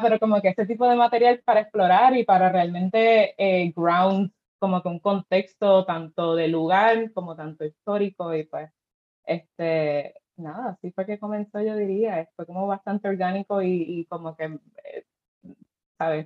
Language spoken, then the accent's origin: Spanish; Cabo Rojo, Puerto Rico; yo soy de Cabo Rojo, así que pues obviamente creciendo a la playa